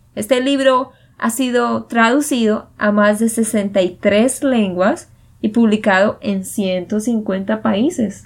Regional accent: Santander, Colombia; de Santander, Colombia

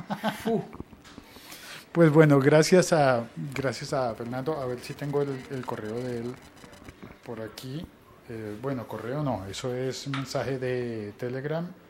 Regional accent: Colombia; Hoy en mi país se celebra la Noche de las Velitas

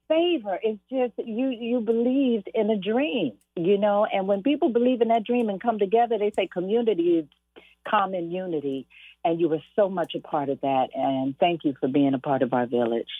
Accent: Los Angeles, California, United States; I was born and raised in South Central mm-hmm.

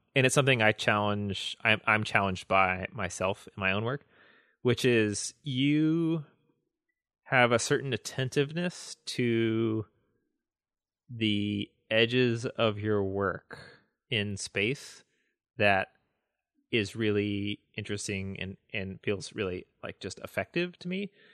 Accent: the South, United States; I grew up in the South.

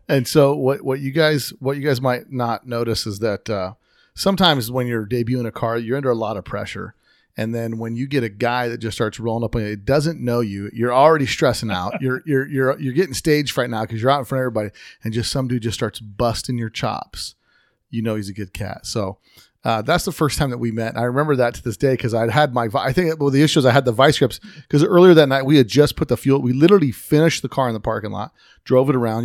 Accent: Las Vegas, Nevada, United States; I'm from Vegas

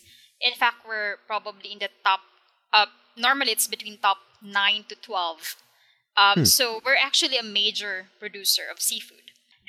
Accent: Philippines; So I am from the Philippines, and I live south of the capital city, Manila.

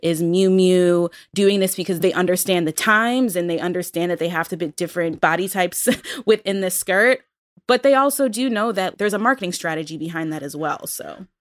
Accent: Buffalo, New York, United States; moved away; when I lived in Buffalo, which is not the Midwest, but I'm from Buffalo

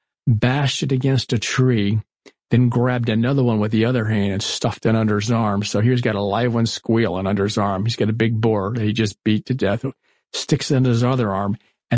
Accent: Florida, United States; I was growing up in Florida. We had the Everglades just outside of us.

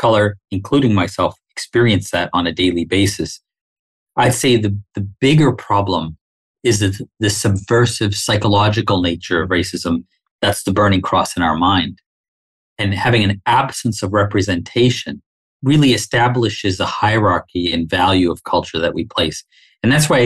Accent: Dar es Salaam, Tanzania; also born or lived in Winnipeg, Canada; now in Canada; I was born in Dar es Salaam on the mainland. I went to British schools growing up when I was a child over there.

